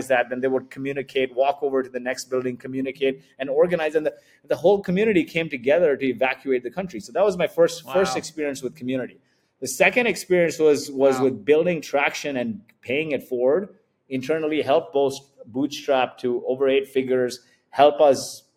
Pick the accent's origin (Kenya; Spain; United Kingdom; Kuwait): Kuwait; now in Dubai, United Arab Emirates; I was born in Kuwait